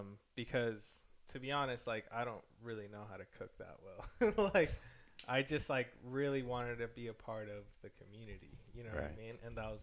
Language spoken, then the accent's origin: English; Mexico; born there; Like, I was born in Mexico. I used to go to Mexico every single year and all of that.